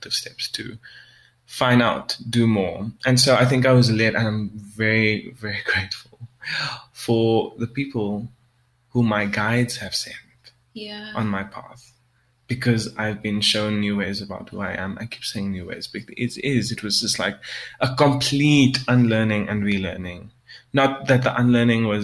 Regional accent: South Africa; I'm a South African Creole

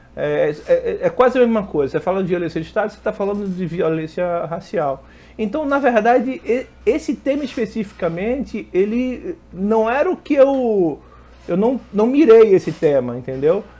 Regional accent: Pernambuco, Brazil; moved away as an adult; now in Rio de Janeiro, Brazil; eu sou pernambucano, Natara é pernambucano, não sei se vocês sabem, nós somos pernambucanos, moramos aqui no Rio, mas somos pernambucanos

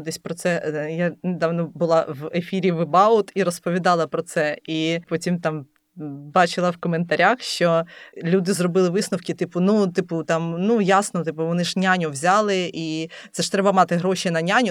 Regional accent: Lviv, Lviv Oblast, Ukraine; moved away as an adult; now in Kyiv, Ukraine; Я народилася у Львові і взагалі ніколи не планувала переїжджати зі Львова.

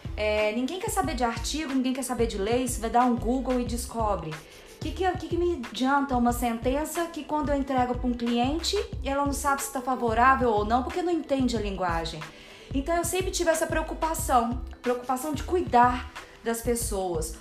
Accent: Minas Gerais, Brazil; moved away as an adult; now in São Paulo, Brazil; Eu sou mineira

